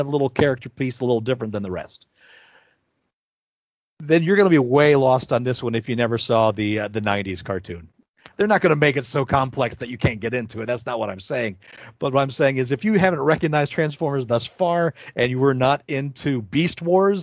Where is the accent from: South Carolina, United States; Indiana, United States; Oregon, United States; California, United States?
Indiana, United States; now in Las Vegas, United States; that's where I'm from. I don't go back there.